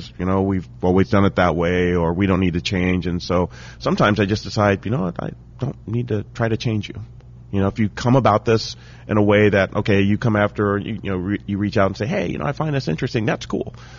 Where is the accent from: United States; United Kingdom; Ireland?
United States; Dayton, Ohio; also born or lived in Cincinnati, Ohio; I grew up in Dayton, Ohio